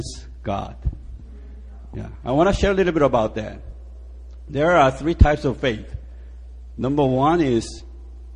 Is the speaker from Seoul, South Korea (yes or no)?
yes; Seoul, South Korea; moved away as an adult; also born or lived in United States; now in Yanji, China; I was born in Seoul, and I went to U.S. When I was 17